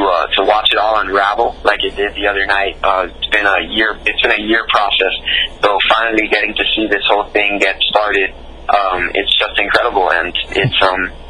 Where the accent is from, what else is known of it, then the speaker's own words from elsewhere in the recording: Miami, Florida, United States; I live in Miami, Florida. I was born here in Miami. Been here all my life, 26 years now